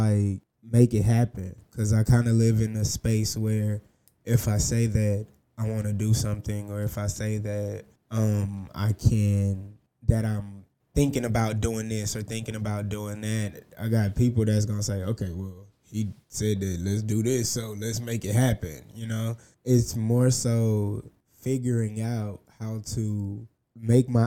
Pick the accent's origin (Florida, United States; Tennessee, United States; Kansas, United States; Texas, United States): Texas, United States; Houston; I'm originally from Houston.